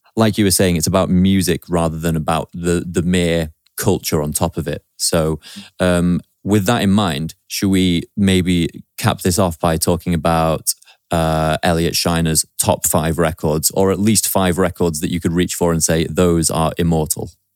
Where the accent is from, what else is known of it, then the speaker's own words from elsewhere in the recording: Stockport, North West England, United Kingdom; also born or lived in Manchester; that's my hometown, Stockport. That's where I grew up.